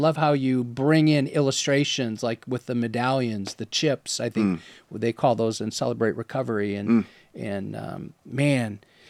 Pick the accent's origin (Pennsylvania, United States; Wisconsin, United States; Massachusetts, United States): Wisconsin, United States; That wouldn't work for me, man. I'm from Wisconsin.